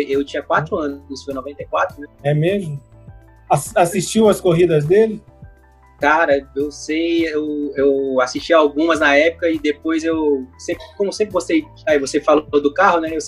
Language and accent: Portuguese; Rio de Janeiro, Brazil; Ó, eu sou carioca, então lá no Rio a gente chama de biscoito.